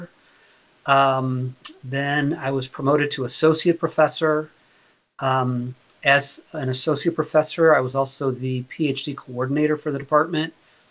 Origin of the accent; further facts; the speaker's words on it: Chicago, Illinois, United States; moved away as an adult; also born or lived in Ohio / Virginia; now in Kent, United States; I'm from Chicago. I went to grad school in Ohio, so I consider myself a Midwestern person, a Midwestern kid